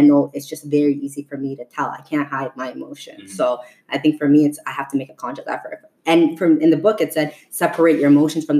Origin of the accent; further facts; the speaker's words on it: Ottawa, Ontario, Canada; growing up in Ottawa